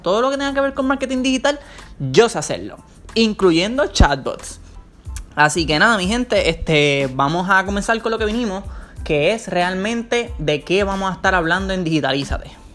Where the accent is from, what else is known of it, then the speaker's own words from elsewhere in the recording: Ponce, Puerto Rico; now in San Juan, Puerto Rico; yo soy nacido en Ponce, pero ahora mismo actualmente estoy viviendo en San Juan, Puerto Rico